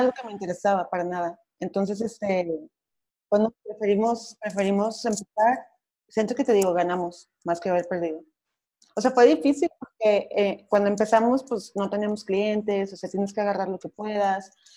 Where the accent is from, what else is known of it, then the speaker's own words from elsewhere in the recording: Torreón, Coahuila, Mexico; moved away as an adult; now in Mexico City, Mexico; soy de Coahuila, de Torreón, Coahuila, del norte, pero tengo dos años aquí en Ciudad de México